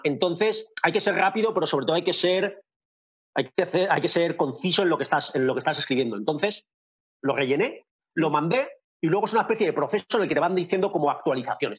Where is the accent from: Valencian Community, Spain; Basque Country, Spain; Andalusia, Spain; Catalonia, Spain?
Valencian Community, Spain; Valencia; moved away as an adult; now in Winnipeg, Canada; soy de Valencia, tengo 39 años y llevo viviendo aquí en Winnipeg, Canadá, desde abril de 2013